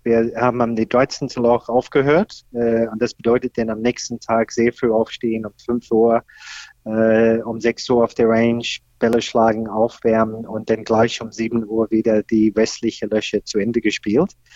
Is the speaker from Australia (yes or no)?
yes; Australia; German is a second language; moved away as an adult; now in Berlin, Germany; ich komme ursprünglich aus Australien, da bin ich aufgewachsen